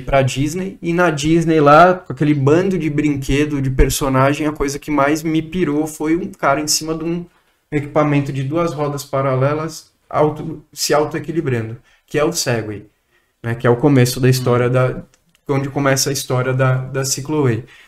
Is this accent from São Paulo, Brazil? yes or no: yes; Cotia, São Paulo, Brazil; eu sou nascido em São Paulo. A minha mãe é nascida no interior de São Paulo. Meu pai é nascido em São Paulo também. É, eu tive uma infância, uma grande maior parte dela na Granja Viana, em Cotia, que é um município aqui perto de São Sim. Paulo